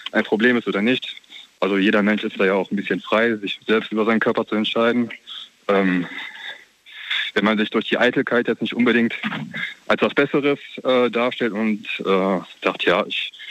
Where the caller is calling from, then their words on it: Neuwied, Rhineland-Palatinate, Germany; Ich komme aus Neuwied.